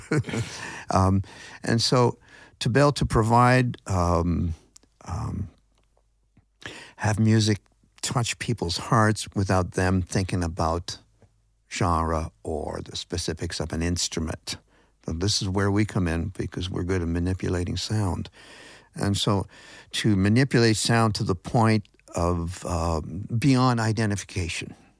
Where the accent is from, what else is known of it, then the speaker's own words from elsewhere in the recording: Grand River, Ontario, Canada; near where I grew up on the Grand River